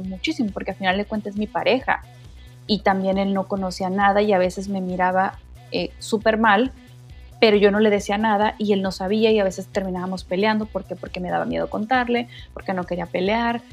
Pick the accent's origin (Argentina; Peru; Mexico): Mexico; como decimos en México